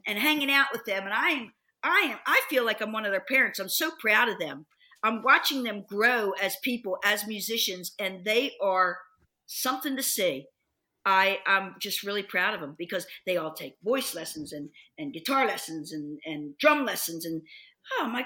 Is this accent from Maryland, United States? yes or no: yes; Dundalk, Maryland, United States; moved away; I'm just from Dundalk